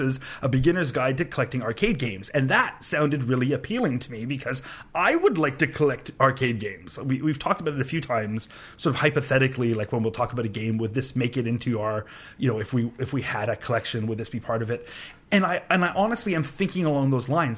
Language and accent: English; Canada; I'm from Canada